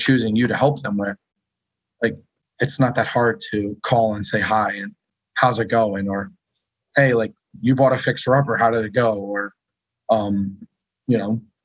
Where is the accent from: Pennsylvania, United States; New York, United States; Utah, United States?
New York, United States; Long Island; now in Connecticut, United States; Born and raised in Long Island